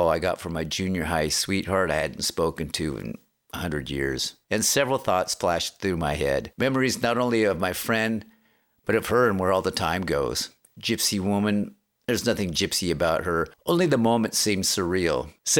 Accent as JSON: {"language": "English", "town": "Aberdeen", "region": "Washington", "country": "United States", "tie": "born or raised there", "said": "from my hometown, Aberdeen, Washington, where it rains over twice the amount of the U.S. average."}